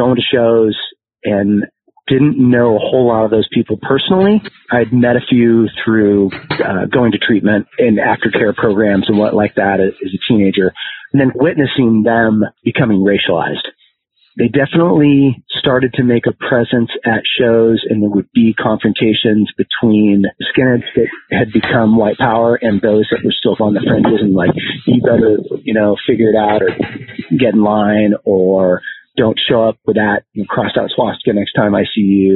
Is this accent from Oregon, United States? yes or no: yes; Portland, Oregon, United States; I grew up in the Portland area